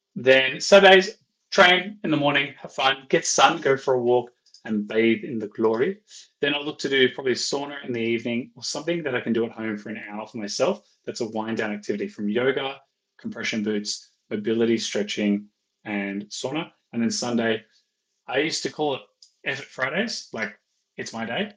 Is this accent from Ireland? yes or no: yes; Ireland; I'm Irish